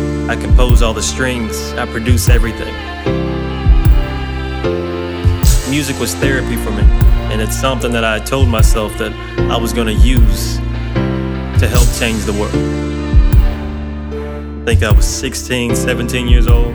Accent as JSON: {"language": "English", "town": "Hillsboro", "region": "Alabama", "country": "United States", "tie": "born or raised there", "said": "I was born in Hillsboro, Alabama. Country boy"}